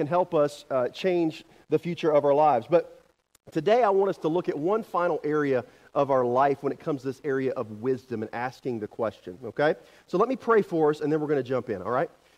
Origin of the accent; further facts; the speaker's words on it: the Carolinas, United States; moved away as an adult; now in Kansas, United States; I'm from the Carolinas